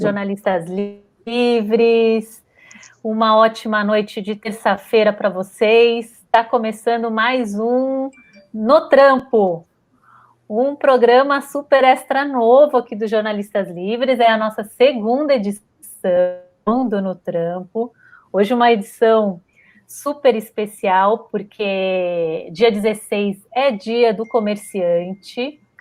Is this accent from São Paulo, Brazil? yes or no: yes; São Paulo, Brazil; also born or lived in Rio de Janeiro; eu também sou nascida no Rio de Janeiro, também na Vila Isabel, mas fui criada aqui em São Paulo.